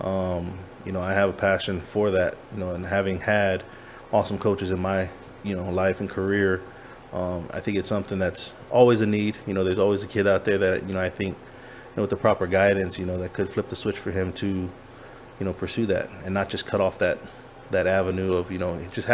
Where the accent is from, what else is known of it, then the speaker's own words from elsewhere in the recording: California, United States; moved away; also born or lived in Virginia / Hawaii; I grew up in California.